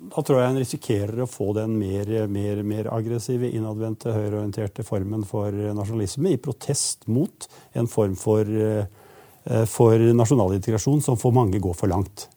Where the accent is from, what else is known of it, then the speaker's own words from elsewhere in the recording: a rural village in Eastern Norway, Norway; disse østlandsbygdene, sånn som den jeg kommer fra